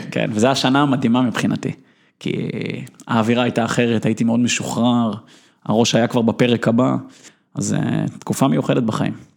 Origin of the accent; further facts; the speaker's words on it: Israel; אפשר להגדיר אותי כילד שהיה בכל פרקט בערך במדינת ישראל